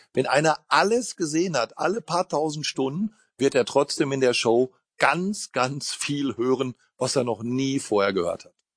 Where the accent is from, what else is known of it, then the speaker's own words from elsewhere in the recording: Ruhr area, North Rhine-Westphalia, Germany; in meiner Heimat